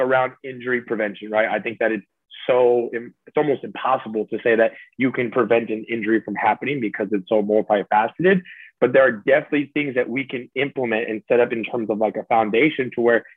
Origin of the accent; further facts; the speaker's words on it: Salinas, California, United States; I was born and raised out there